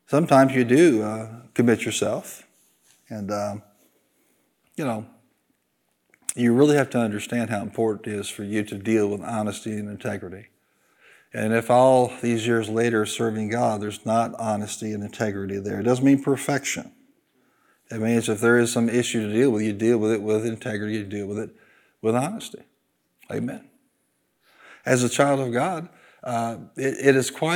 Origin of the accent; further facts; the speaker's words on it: Illinois, United States; I'm from Illinois